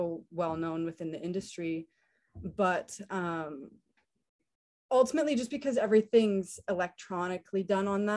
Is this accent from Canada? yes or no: yes; Canada; moved away as an adult; now in Stuart, United States; me being a Canadian